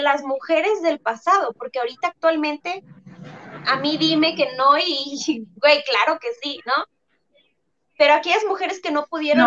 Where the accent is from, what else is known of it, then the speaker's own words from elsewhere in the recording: Tabasco, Mexico; now in Guadalajara, Mexico; nosotras vivimos aquí en, en Guadalajara, somos tabasqueñas